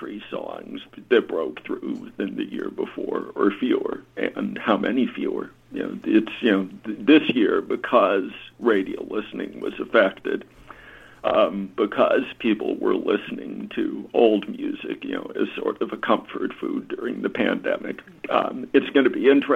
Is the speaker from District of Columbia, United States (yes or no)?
yes; Washington, District of Columbia, United States; I grew up in Washington, D.C.